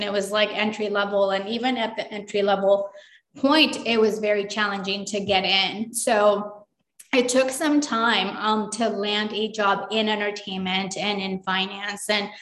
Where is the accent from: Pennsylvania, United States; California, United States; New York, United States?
California, United States; Los Angeles; also born or lived in Durango, Mexico; we came to California, Los Angeles, and I grew up here